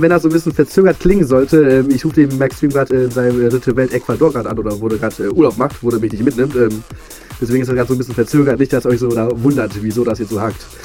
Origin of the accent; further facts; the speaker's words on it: Poland; Also ich war, glaube ich, äh, abgesehen von Polen, mein Heimatort, war ich in zwei, drei verschiedenen Ländern.